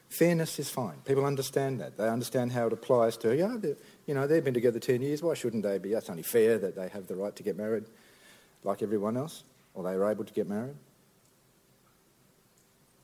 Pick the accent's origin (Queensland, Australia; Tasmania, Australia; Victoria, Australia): Tasmania, Australia; I'm from Tasmania